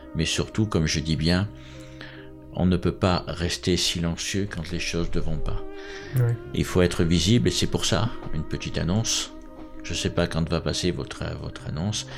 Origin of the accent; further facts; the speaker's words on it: France; je vais parler en tant que Français